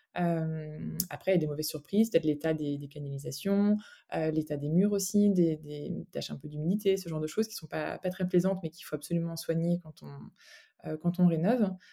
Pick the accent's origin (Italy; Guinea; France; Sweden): France; Brittany; moved away as an adult; now in Brussels, Belgium; je suis bretonne, euh, bretonne d'origine